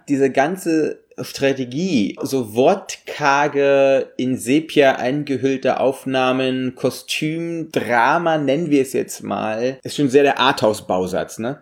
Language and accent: German; Russia; moved away; wir sind immer einfach groß geworden in dem Land